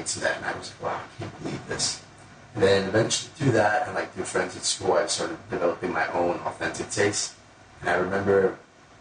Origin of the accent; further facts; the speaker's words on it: Brooklyn / Long Island, New York, United States; also born or lived in Colombia / Bensonhurst, Brooklyn / Merrick, New York / East Meadow, New York; So I was born in Columbia, moved to Bensonhurst, Brooklyn when I was, like, a year old. I lived there until I was 10. And then since I was 10, I've lived in Merrick and East Meadow